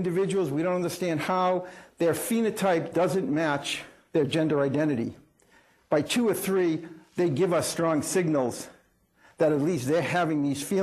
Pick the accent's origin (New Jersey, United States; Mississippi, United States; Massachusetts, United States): Massachusetts, United States; Melrose; When I was growing up in Melrose, Massachusetts, kind of blue collar, middle class